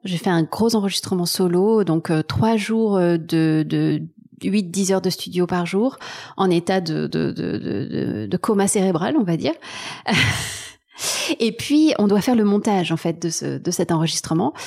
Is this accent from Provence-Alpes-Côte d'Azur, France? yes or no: yes; Marseille, Provence-Alpes-Côte d'Azur, France; born or raised there; also born or lived in Taiwan / Berlin, Germany; now in Paris, France